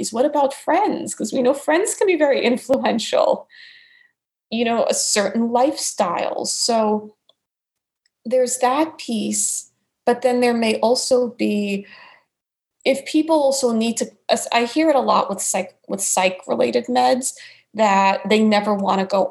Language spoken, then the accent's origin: English; New York, United States; accent: New York; So I've kept my New York accent all these years